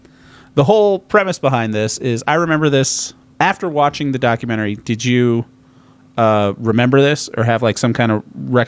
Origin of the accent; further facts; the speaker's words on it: Bradenton, Florida, United States; Bradenton, Florida. Yeah, that's my hometown.